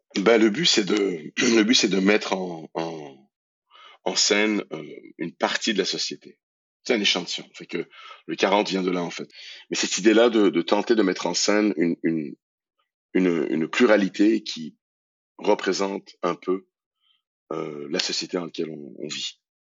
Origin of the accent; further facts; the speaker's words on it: Iran; moved away; also born or lived in Montreal, Canada; mon pays d'origine, l'Iran